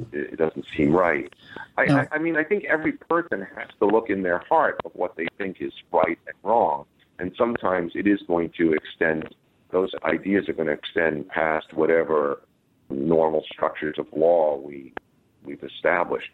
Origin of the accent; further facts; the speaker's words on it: United States; growing up in the United States